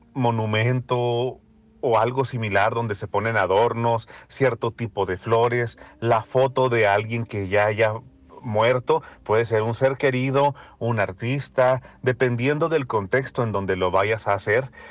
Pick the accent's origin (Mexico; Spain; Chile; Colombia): Mexico; northern Mexico; como mexicano